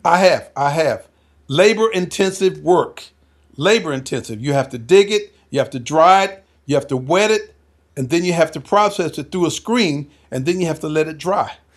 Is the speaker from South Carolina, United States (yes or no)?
yes; South Carolina, United States; moved away; also born or lived in Henderson, North Carolina; We're from South Carolina